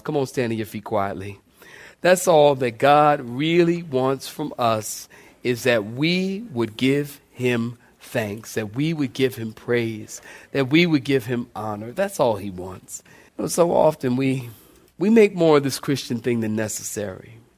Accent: Philadelphia, Pennsylvania, United States; I'm from Philly now

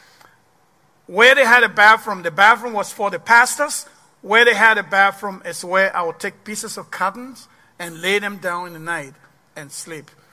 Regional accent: Liberia; also born or lived in Ghana / Ivory Coast; now in Waterloo, United States; So the war started, and then I left Liberia in the 90s

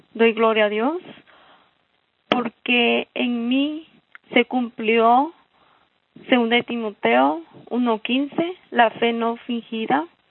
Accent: Guatemala; Soy originaria de Guatemala.

